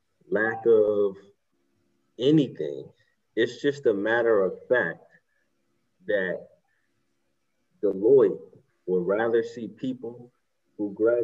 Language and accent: English; Southampton, New York, United States; I'm a Native American. I'm 50% Native American. I'm Shinnecock Indian, with my tribe is in Southampton, New York. My reservation is in Southampton, New York. That's where my family is.